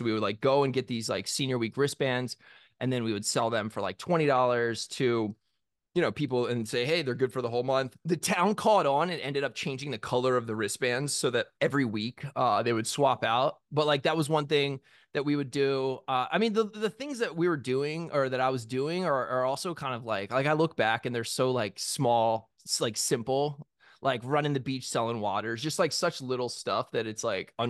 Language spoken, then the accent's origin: English; Ocean City, Maryland, United States; So I grew up on the Eastern Shore of Maryland in Ocean City. It is it's a beach town. It's a summer beach town. Not upscale. outside of Salisbury, Maryland, if you're familiar with that, which is where like Purdue, it's a big poultry area.